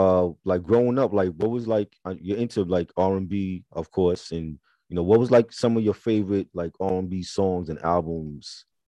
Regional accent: New York City, New York, United States; I'm from New York. I'm from Brooklyn.

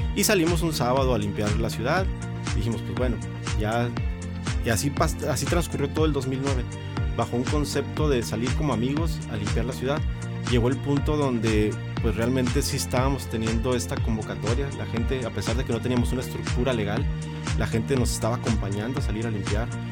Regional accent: Mexicali, Baja California, Mexico; soy nacido en Mexicali

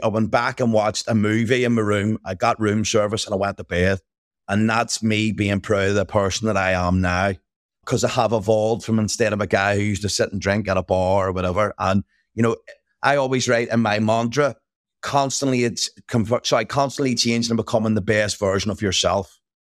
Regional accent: Belfast, Northern Ireland, United Kingdom; I grew up in Northern Ireland or Belfast.

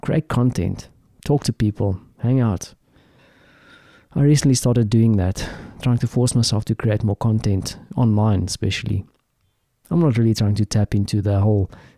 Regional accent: South Africa; as a South African

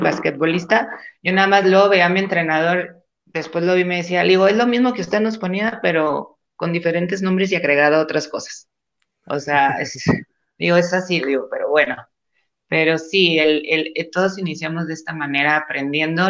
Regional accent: Gómez Palacio, Durango, Mexico; moved away as an adult; also born or lived in Torreón, Coahuila; now in Mexico City, Mexico; yo soy de Gómez Palacio, Durango

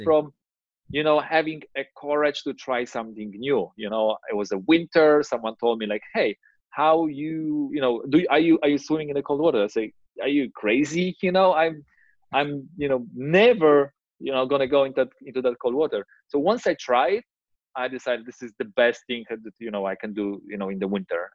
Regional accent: Gdańsk, Pomeranian Voivodeship, Poland; I'm from Gdańsk, you know, which is North Poland, uh, next to Baltic Sea

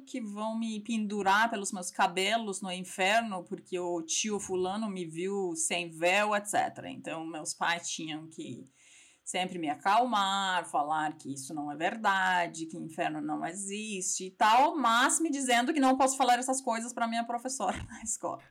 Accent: Iran; Portuguese is a second language; moved away as an adult; also born or lived in Tehran / Strasbourg, France; now in São Paulo, Brazil; sou iraniana

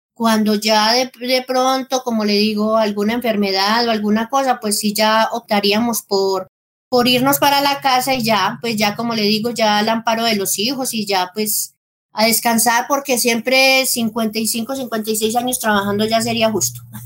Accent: El Carmen de Viboral, Antioquia, Colombia; moved away as an adult; also born or lived in Rionegro, Antioquia / Marinilla, Antioquia; now in El Peñol, Colombia; Yo soy del Carmen de Viboral

